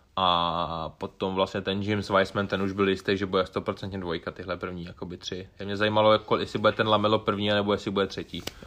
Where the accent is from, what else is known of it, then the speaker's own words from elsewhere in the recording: Bohemia, Czechia; u nás v Čechách